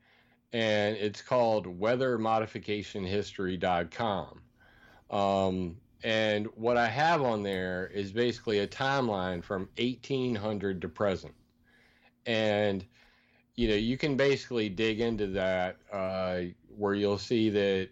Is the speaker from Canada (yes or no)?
no; Sumter, South Carolina, United States; I'm from Sumter, South Carolina